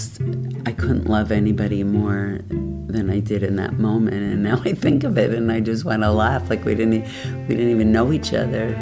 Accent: New Jersey, United States; I grew up in suburban New Jersey

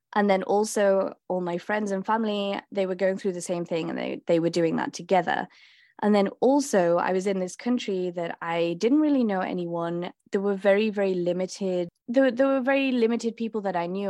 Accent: Liverpool, North West England, United Kingdom; moved away; I grew up in Liverpool in England

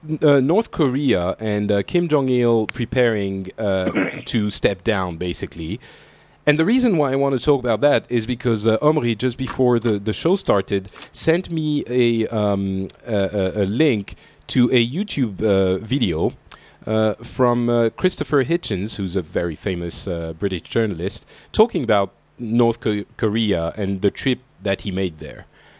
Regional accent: Lebanon; born there; And we're sort of all from the Middle East, because for those who don't know, I was born in Lebanon.

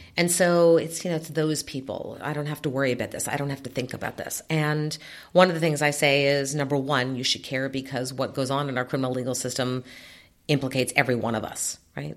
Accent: New York City, New York, United States; When I was growing up in New York City

